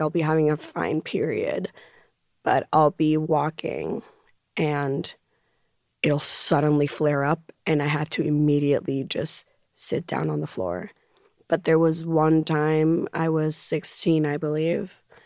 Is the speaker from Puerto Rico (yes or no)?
yes; Puerto Rico; growing up in Puerto Rico were Sundays in which my mom would have us go to the beach